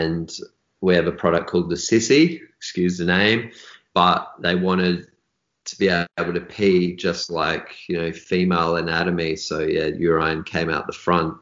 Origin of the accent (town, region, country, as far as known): Australia; born or raised there